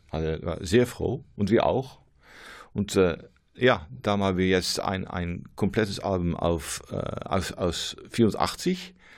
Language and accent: German; near Rotterdam, South Holland, Netherlands; German is a second language; moved away as an adult; now in Losser, Netherlands; ursprünglich komme ich aus der Nähe von Rotterdam, aber wir sind umgesogen für zehn Jahre.